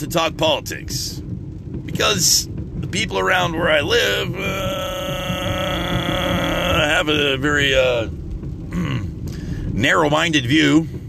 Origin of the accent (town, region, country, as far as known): United States